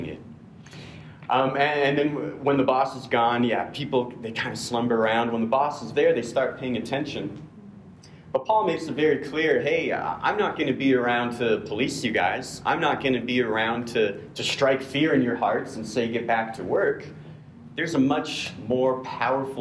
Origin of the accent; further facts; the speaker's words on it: United States; as an American male